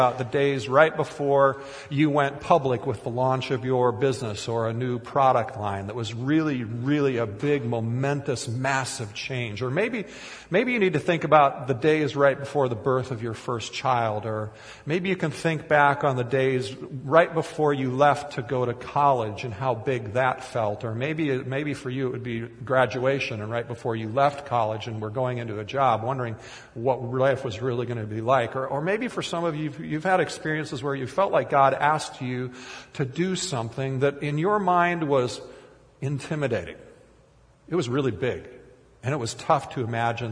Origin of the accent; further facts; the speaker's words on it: Kiester, Minnesota, United States; moved away; my hometown during high school years was named Keister, Minnesota.